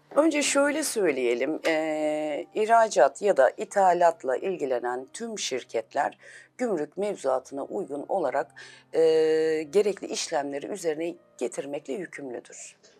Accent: Elazığ Province, Turkey; 1975 Elazığ doğumluyum.

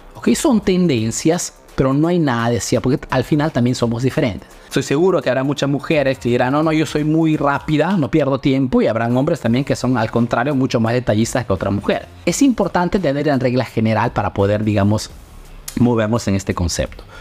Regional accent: Peru; now in Italy

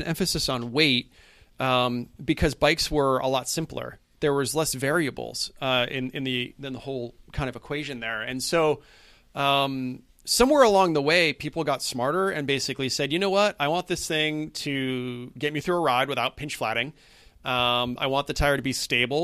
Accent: New England, United States; growing up in New England

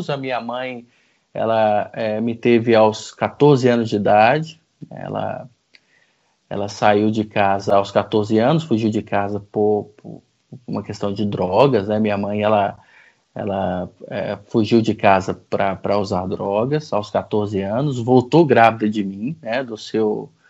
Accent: Goiânia, Goiás, Brazil; born there; Eu sou uh, …, nasci em Goiânia, na, no, no, no, central do Brasil, né?

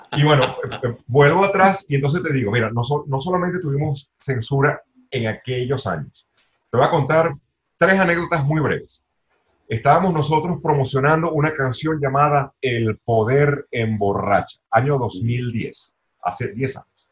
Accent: Venezuela; nuestro país

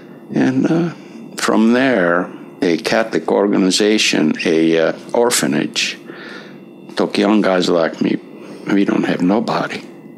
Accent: Hungary; English is a second language; moved away as an adult; now in United States

